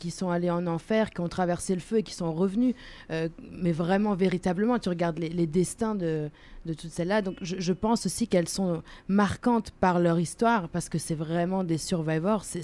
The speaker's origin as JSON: {"language": "French", "country": "Germany", "second_language": "French", "said": "je dis pas ça parce que vous voyez mon accent, donc oui, je suis allemande, mais c'est c'est pas pour ça."}